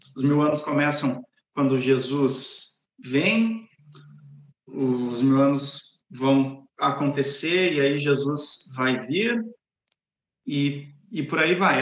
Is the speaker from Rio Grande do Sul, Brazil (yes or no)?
yes; Gravataí, Rio Grande do Sul, Brazil; moved away as an adult; also born or lived in São Paulo; now in Cariacica, Brazil; Eu sou gaúcho, eu sou natural de Gravataí e só morei no Rio Grande do Sul, em São Paulo e aqui